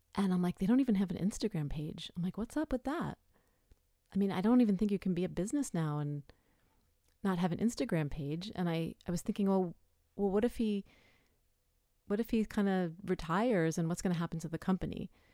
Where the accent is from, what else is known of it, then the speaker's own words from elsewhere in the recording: New York City, New York, United States; I lived, I grew up in New York City. I moved upstate when I was pregnant